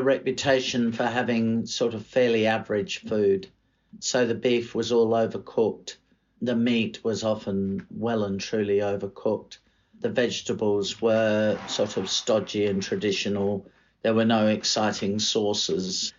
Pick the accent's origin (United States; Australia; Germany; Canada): Australia; moved away as an adult; now in London, United Kingdom; being an Australian